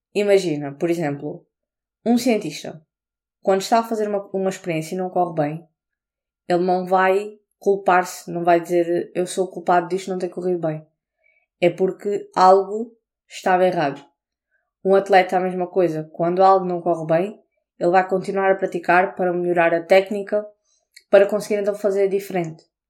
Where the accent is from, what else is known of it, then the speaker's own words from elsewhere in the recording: Portugal; now in England, United Kingdom; não sou inglesa, sou portuguesa